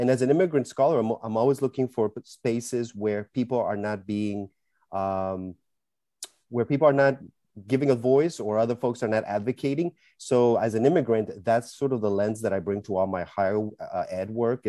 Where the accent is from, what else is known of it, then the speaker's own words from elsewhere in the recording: Costa Rica; first language Spanish; English is a second language; now in Portland, United States; I'm originally from Costa Rica.